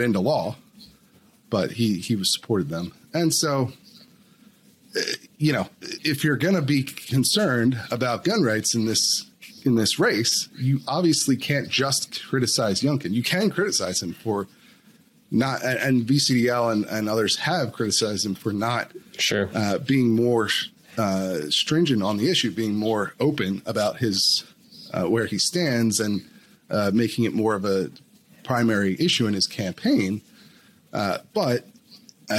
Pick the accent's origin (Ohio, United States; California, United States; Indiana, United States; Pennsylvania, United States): Pennsylvania, United States; now in Virginia, United States; I'm from Pennsylvania originally